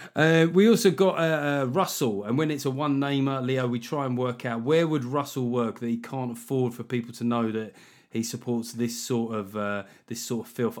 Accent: United Kingdom; we're British

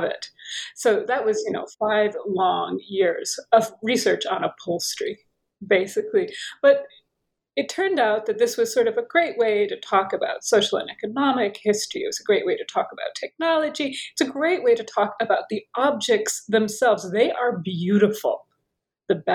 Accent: United States; moved away as an adult; also born or lived in Paris / Tunisia / Turkey / Oxford; I'm American. Perhaps you can tell by my accent.

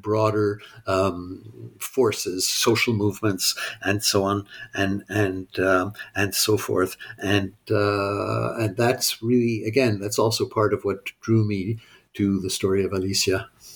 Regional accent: Montreal, Quebec, Canada; also born or lived in United States; I grew up in Montreal

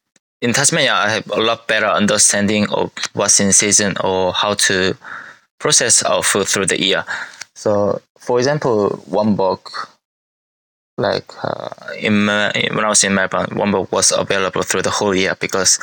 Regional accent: South Korea; if you order in Korea, you will get probably 5 side dishes to come with. But in my hometown, you should be able to get like 15 different side dishes with just one serve of rice and soup.

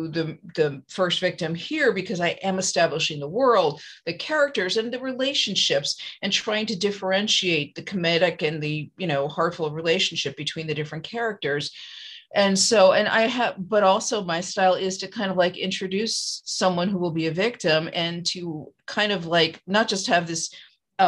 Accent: New York, United States; moved away as an adult; now in California, United States; I'm originally from New York. So I'm totally guilty of being, disdainful of Californians. And now I've been out here since 1990.

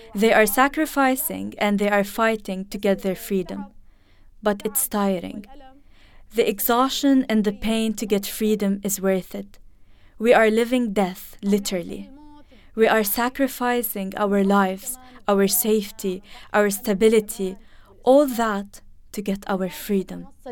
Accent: Idlib, Idlib Governorate, Syria; also born or lived in Aleppo; I am from Idlib, and I lived in Aleppo.

